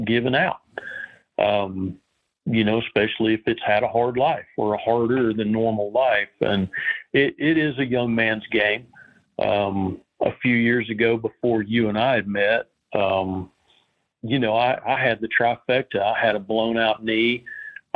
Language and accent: English; Southern Appalachia, United States; also born or lived in Florida Keys / Alaska; now in Georgia, United States; I grew up in Southern Appalachia